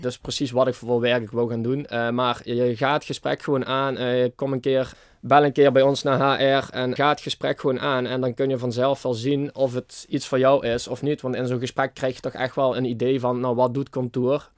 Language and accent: Dutch; Baarlo, Limburg, Netherlands; ik kom uit Barlo.